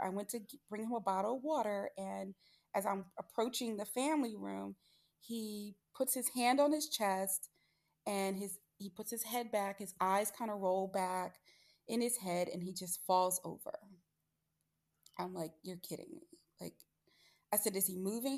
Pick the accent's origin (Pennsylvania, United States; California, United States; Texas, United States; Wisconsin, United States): Pennsylvania, United States; Philadelphia; I'm from the Philadelphia area